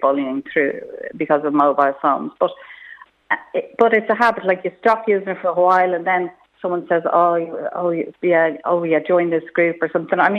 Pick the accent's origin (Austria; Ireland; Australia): Ireland; Malahide, Leinster; I grew up in Malahide